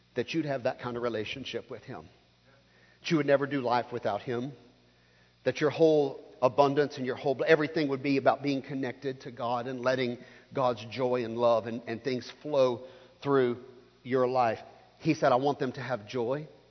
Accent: the Baptist South, United States; I grew up here in the Baptist South

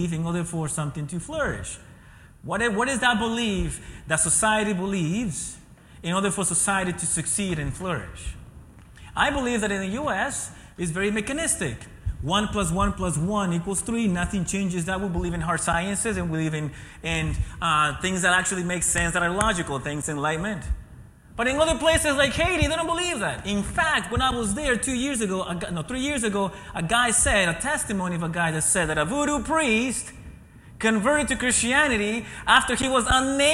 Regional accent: Ecuador; moved away; being born and raised in Ecuador

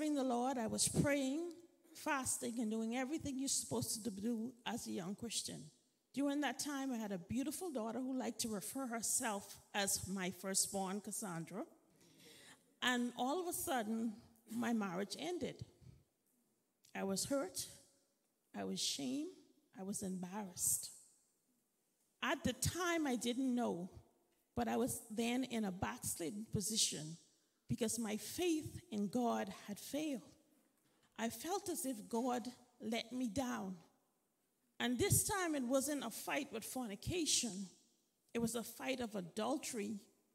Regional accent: Freeport, Grand Bahama, Bahamas; moved away; I grew up in Freeport, Bahamas

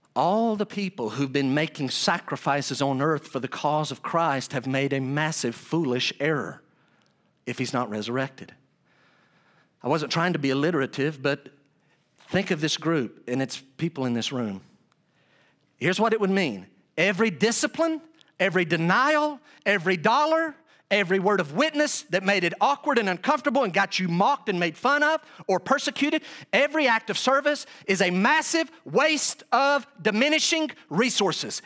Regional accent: Weaverville, North Carolina, United States; moved away; I was in my hometown of Weaverville, North Carolina

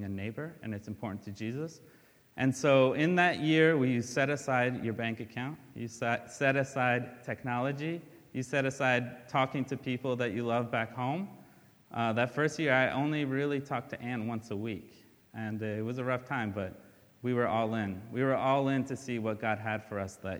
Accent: Brazil; moved away; I'm from Brazil, and we left because we had nothing there, and my dad couldn't find work.

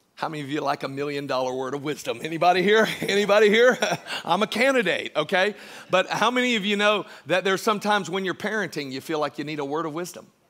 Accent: Georgia, United States; I was born in Georgia

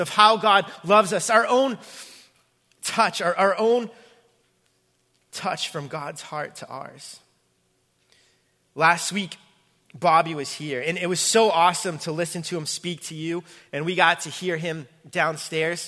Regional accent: Braintree, Massachusetts, United States; my hometown, my home church, Braintree, Massachusetts

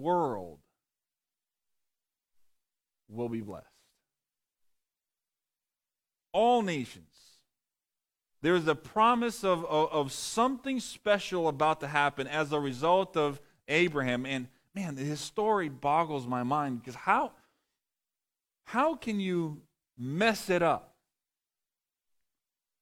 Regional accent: Massachusetts, United States; moved away; also born or lived in Texas; I grew up in Massachusetts

